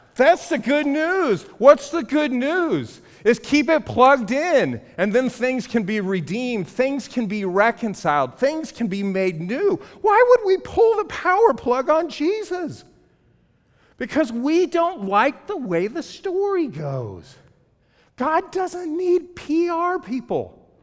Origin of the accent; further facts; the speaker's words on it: Los Angeles, California, United States; I'm from Los Angeles